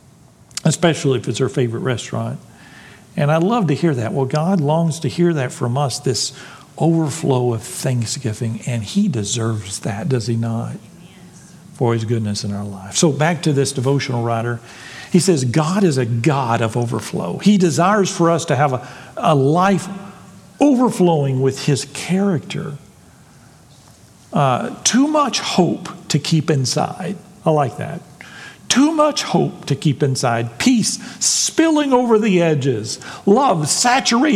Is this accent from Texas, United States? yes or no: yes; Texas, United States; I'm a Texan